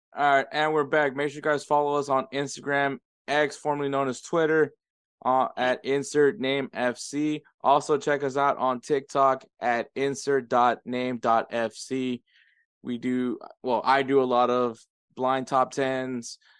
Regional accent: United States; me and Edward are first generations. Like we're the first born here in the U.S. from from our family

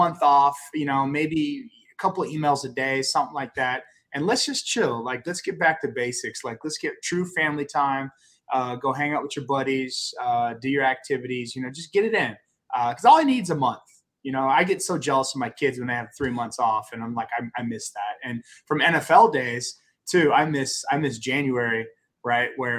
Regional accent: Grapevine, Texas, United States; now in Kansas City, United States; I'm from Grapevine. So, born and raised

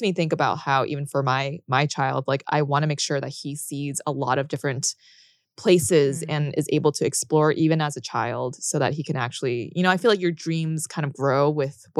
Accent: Boston, Massachusetts, United States; now in California, United States; So I grew up in Boston.

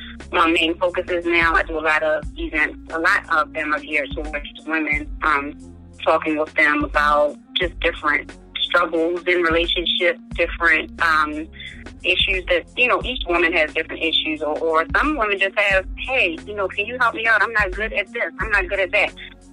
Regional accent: Maryland, United States; sometimes I'm almost embarrassed to tell people where I'm from. You know, I'm like, oh, I'm from Maryland.

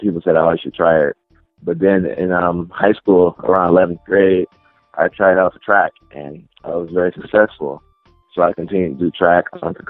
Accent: Inglewood, California, United States; now in Long Beach, United States; I was born and raised in Inglewood, but I moved a lot. But I currently reside in Long Beach

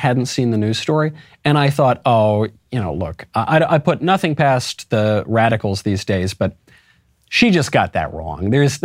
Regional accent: United States; I'm an American patriot

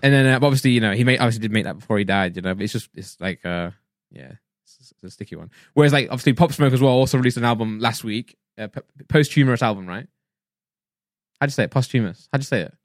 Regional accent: England, United Kingdom; if we're English and British, we'll say healthy

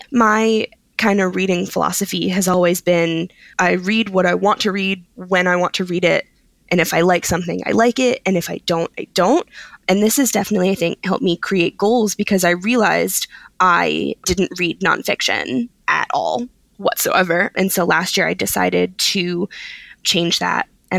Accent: Philadelphia, Pennsylvania, United States; I'm originally from Philadelphia, which is a very easy train ride from New York.

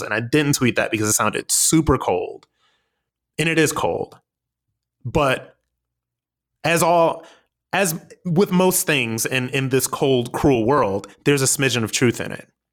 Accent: United States; we, as the American people

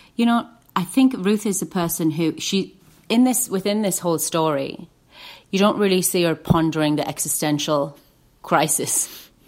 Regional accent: Lake District, North West England, United Kingdom; I grew up in the Lake District

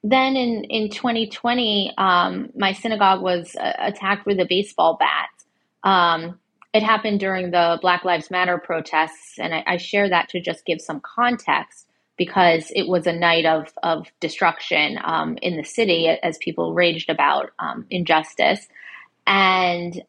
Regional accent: Connecticut, United States; now in New York City, United States; I grew up in Connecticut as a suburban kid.

